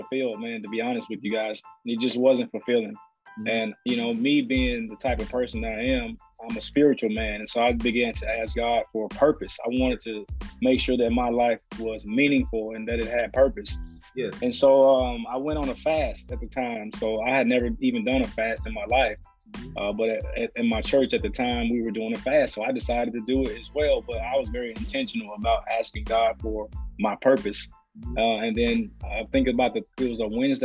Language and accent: English; Nashville, Tennessee, United States; I am from Nashville, grew up out in South Nashville